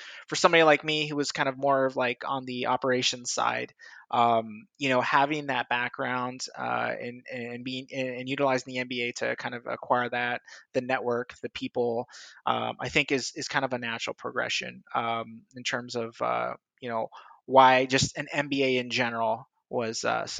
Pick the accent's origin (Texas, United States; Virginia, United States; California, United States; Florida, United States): California, United States; also born or lived in San Diego / Los Angeles; I'm originally from Southern California. I've lived in a lot of different places in the United States, but I like to claim the San Diego, LA area kind of is home.